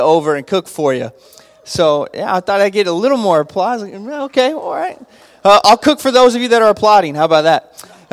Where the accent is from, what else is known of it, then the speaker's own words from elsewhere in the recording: Abilene, Texas, United States; I grew up in Abilene, Texas